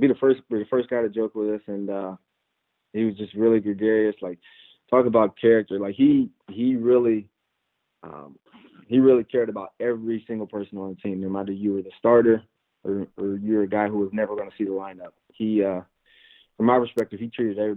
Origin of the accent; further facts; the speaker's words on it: Illinois, United States; I'm an Illinois boy, true and true